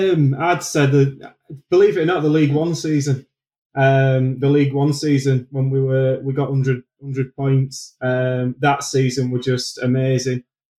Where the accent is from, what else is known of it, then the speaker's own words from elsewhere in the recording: Sheffield, Yorkshire and the Humber, United Kingdom; accent: northern; I'm from Sheffield, born and raised there.